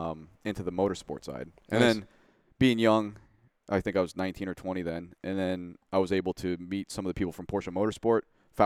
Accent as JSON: {"language": "English", "town": "Newcastle", "region": "Washington", "country": "United States", "tie": "born or raised there", "said": "I was in Newcastle."}